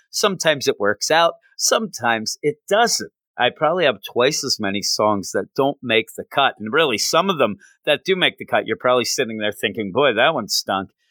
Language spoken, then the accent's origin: English; Vancouver, British Columbia, Canada; just because I'm from Canada and Vancouver, jerk, doesn't mean I like the Canucks or hockey, jerk.